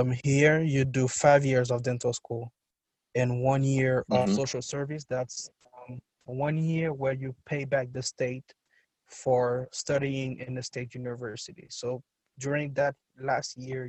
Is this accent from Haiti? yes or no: yes; Port-au-Prince, Ouest, Haiti; I was born and raised in Port-au-Prince, Haiti.